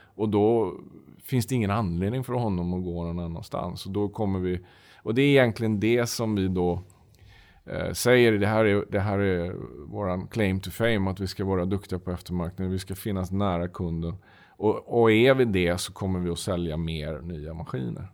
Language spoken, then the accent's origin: Swedish; Sweden; moved away as an adult; also born or lived in Russia; now in Moscow, Russia; vi är två svenskar äh, i, i Moskva.